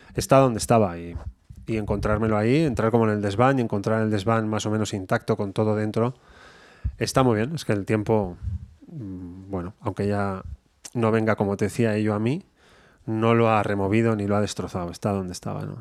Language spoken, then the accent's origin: Spanish; Bilbao, Basque Country, Spain; soy de Bilbao